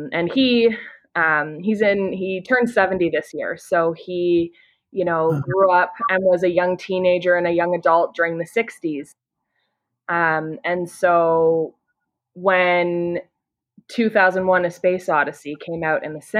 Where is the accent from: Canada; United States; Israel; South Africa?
Canada; I'm from Canada. I live in Ontario